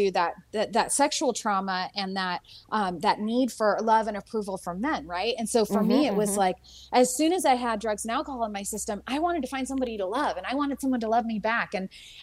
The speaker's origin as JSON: {"language": "English", "town": "San Francisco", "region": "California", "country": "United States", "tie": "born or raised there", "said": "I grew up in San Francisco"}